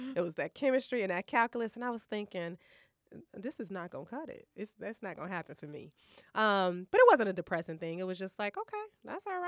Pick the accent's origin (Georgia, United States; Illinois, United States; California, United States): Illinois, United States; Maywood; I grew up in Maywood